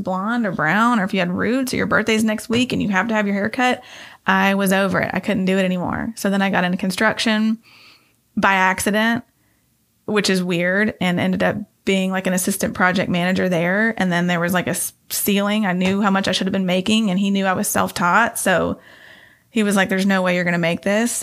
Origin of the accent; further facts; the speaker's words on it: Nashville, Tennessee, United States; I grew up in Inglewood when it was not cool to be there